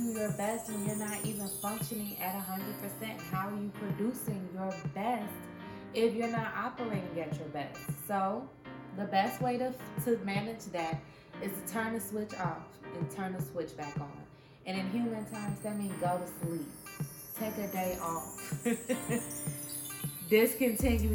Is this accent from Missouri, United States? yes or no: yes; St. Louis, Missouri, United States; moved away; my hometown, St. Louis